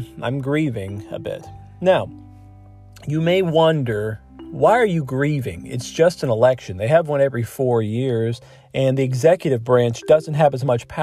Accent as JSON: {"language": "English", "region": "Ohio", "country": "United States", "tie": "born or raised there", "moved": "yes", "lives_now": "Michigan, United States", "said": "I live in Michigan and I grew up in Ohio."}